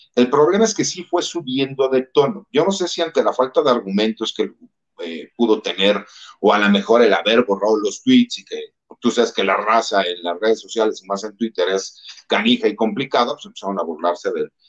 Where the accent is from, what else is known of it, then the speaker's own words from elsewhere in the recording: Mexico; como mexicanos, más del ambiente en donde yo vengo